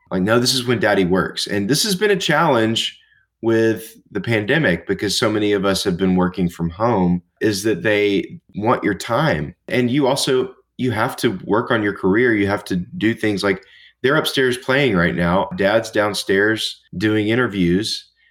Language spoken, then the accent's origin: English; Nashville, Tennessee, United States; I grew up in Nashville, Tennessee